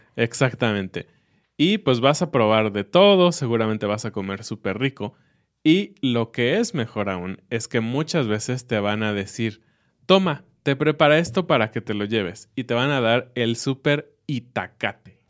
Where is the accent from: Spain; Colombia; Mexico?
Mexico; como mexicano